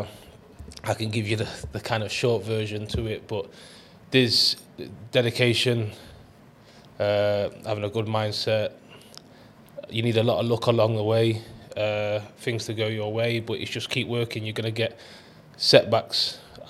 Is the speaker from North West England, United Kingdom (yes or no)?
no; Long Eaton, East Midlands, United Kingdom; near to where I grew up in Long Eaton